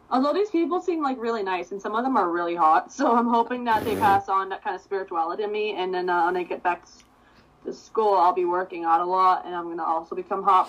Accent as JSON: {"language": "English", "town": "East Meadow", "region": "New York", "country": "United States", "said": "I'm from East Meadow"}